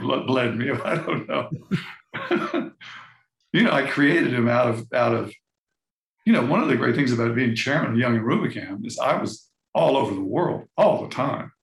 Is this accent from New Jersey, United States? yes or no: no; Florida, United States; moved away; I grew up in Florida